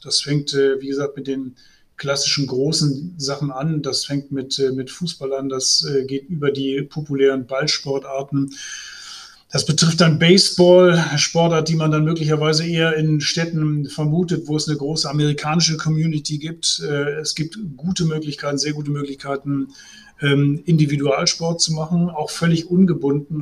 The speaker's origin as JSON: {"language": "German", "town": "Essen", "region": "North Rhine-Westphalia", "country": "Germany", "tie": "born or raised there", "said": "ich bin gebürtig aus Essen"}